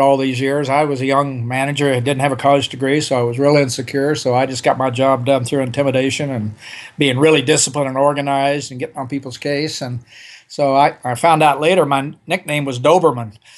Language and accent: English; Oklahoma, United States; I grew up in Oklahoma in the forties and fifties